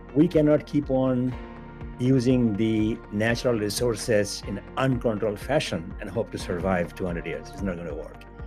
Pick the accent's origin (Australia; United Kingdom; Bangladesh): Bangladesh; moved away; I was born in Bangladesh, a developing country.